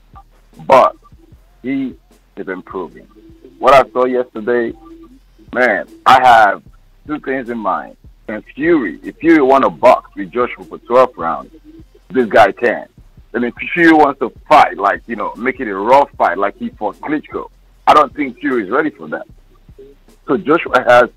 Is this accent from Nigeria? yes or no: yes; Nigeria; now in Baltimore, United States; I'm from Nigeria